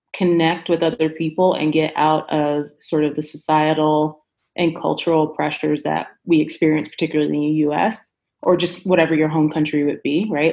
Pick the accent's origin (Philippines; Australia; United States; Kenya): United States; Chicago, Illinois; now in Denver, United States; I am originally from Chicago, Illinois, Chi-Town, A, um, and I currently reside in Denver, Colorado.